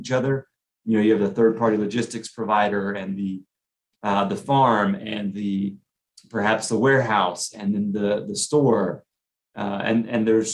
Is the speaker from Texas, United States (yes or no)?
yes; Austin, Texas, United States; I grew up in Austin